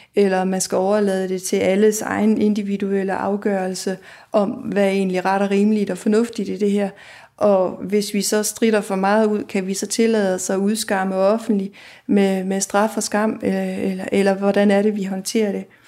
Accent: Aarhus, Central Denmark Region, Denmark; i Aarhus, hvor jeg kommer fra

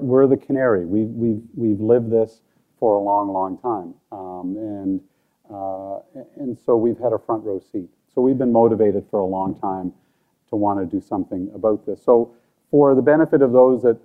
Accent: Cape Breton, Nova Scotia, Canada; growing up in Cape Breton

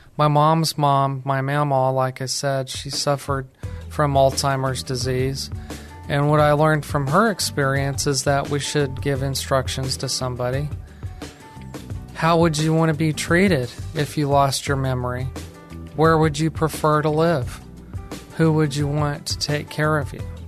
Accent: New Mexico, United States; moved away as an adult; now in San Antonio, United States; I'm actually from New Mexico. I moved to San Antonio, Texas

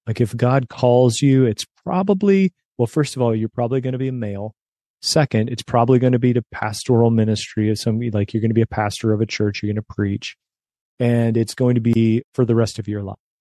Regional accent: West Virginia, United States; also born or lived in suburbs of Chicago; now in Chicago, United States; I grew up in West Virginia

